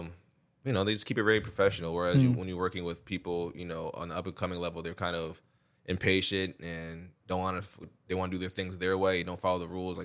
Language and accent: English; Westchester, New York, United States; We're both from Westchester